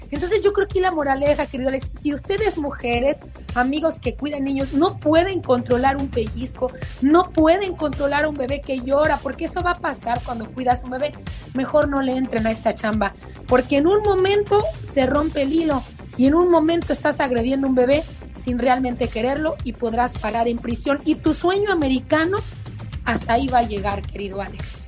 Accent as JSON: {"language": "Spanish", "region": "Sonora", "country": "Mexico", "moved": "yes", "lives_now": "United States", "said": "Sonorenses hasta el final, queridos paisanos"}